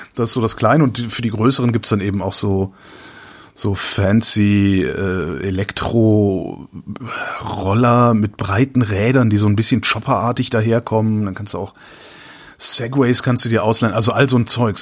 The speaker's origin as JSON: {"language": "German", "town": "Cologne", "region": "North Rhine-Westphalia", "country": "Germany", "moved": "yes", "said": "da, wo ich herkomme, also Köln"}